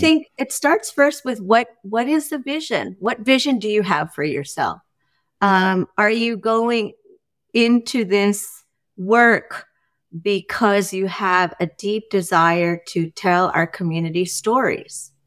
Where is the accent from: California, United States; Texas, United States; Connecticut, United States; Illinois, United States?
California, United States; Union City; I grew up in the East Bay in Union City, California when it was no longer farmland